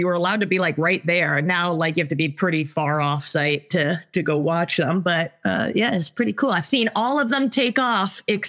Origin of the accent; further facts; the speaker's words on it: Florida, United States; growing up in the great state of Florida